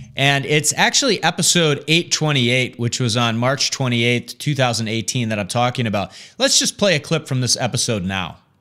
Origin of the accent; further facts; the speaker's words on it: Michigan, United States; my home state of Michigan